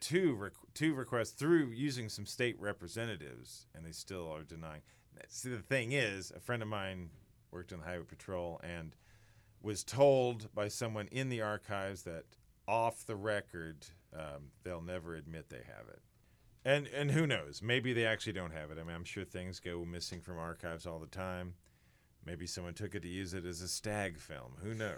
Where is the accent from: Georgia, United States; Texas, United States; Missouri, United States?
Missouri, United States; Sedalia; born or raised there